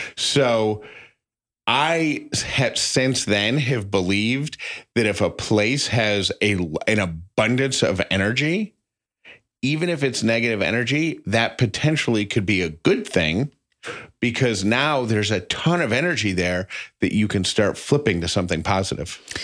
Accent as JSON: {"language": "English", "town": "Syracuse", "region": "New York", "country": "United States", "said": "I'm from Syracuse, New York"}